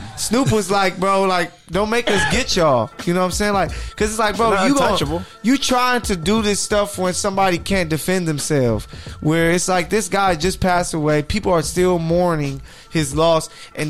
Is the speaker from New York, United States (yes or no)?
no; Inglewood, California, United States; Don't you know I'm from Inglewood?